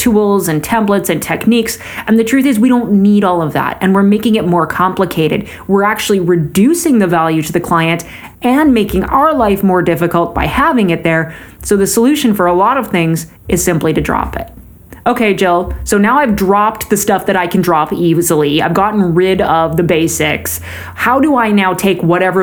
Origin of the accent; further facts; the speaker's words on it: Canada; As a Canadian